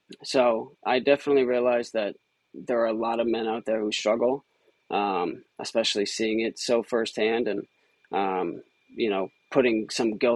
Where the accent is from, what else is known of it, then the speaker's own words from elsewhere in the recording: Rumson, New Jersey, United States; moved away as an adult; also born or lived in Boston, Massachusetts; I'm originally from Rumson, New Jersey, down by the Jersey Shore